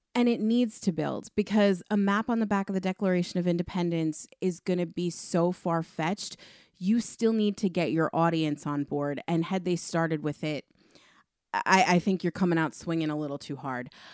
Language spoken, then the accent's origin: English; Northeast, United States; growing up in the Northeast